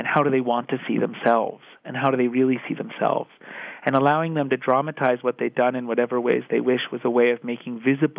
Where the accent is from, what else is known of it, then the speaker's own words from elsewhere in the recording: United States; I'm American